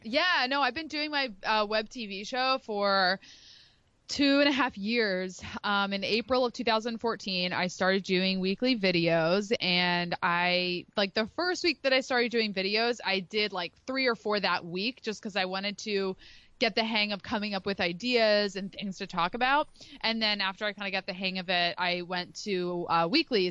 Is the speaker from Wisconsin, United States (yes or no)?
no; Philadelphia, Pennsylvania, United States; now in Rhode Island, United States; I live in Rhode Island, but I'm from the Philadelphia area